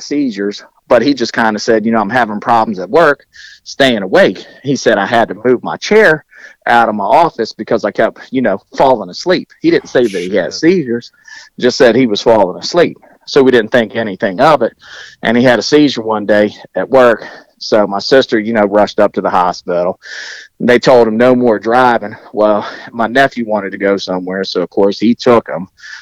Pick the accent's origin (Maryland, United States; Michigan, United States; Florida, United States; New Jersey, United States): Maryland, United States; Southern; also born or lived in Portsmouth, Virginia; being a military kid, you travel all over God's creation. And finally, we settled down in Maryland when I was in elementary school. So I pretty much grew up in Maryland, in Southern Maryland